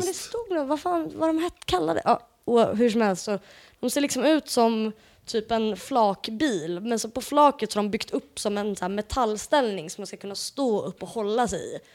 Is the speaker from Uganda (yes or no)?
no; Portugal; jag är ju portugis